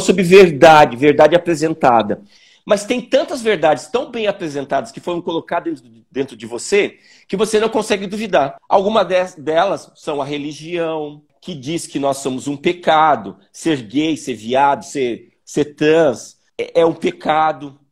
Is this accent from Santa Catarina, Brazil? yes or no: yes; Joinville, Santa Catarina, Brazil; eu sou de Joinville, né? É, eu nasci em Joinville, em Santa Catarina